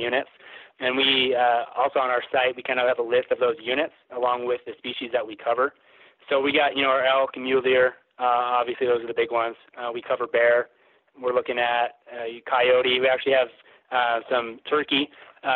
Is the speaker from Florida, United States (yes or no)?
no; Idaho, United States; now in Utah, United States; I'm actually from Idaho, native Idahoan, but we're based out of Utah